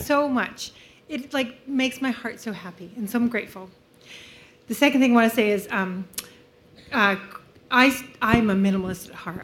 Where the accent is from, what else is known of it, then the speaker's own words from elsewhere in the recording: California, United States; now in American Fork, United States; I'm from Salt Lake City, but really from California